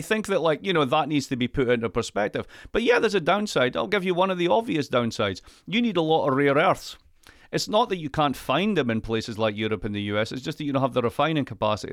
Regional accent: Scotland, United Kingdom; I'm Scottish

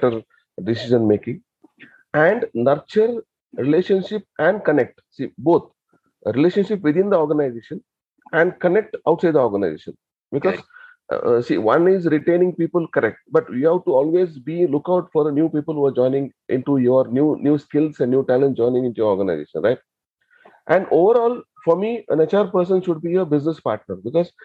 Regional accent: Mangalore, Karnataka, India; now in Bangalore, India; So I basically from Mangalore, my hometown is Mangalore

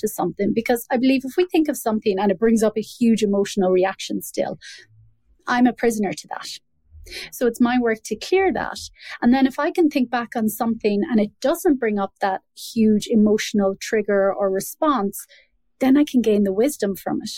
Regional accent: Ireland; born or raised there

